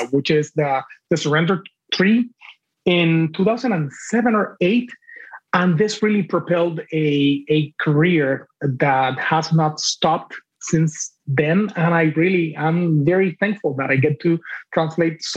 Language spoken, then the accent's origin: English; Cuba; first language Spanish; English is a second language; moved away as an adult; now in United States; I grew up in Cuba